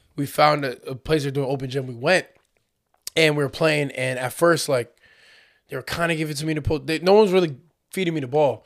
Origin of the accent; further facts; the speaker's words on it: United States; accent: American; they heard my American accent